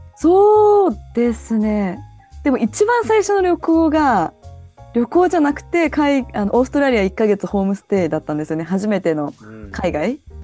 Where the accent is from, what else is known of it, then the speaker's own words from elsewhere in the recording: Japan; moved away as an adult; now in United States; 私の地元で生まれ育った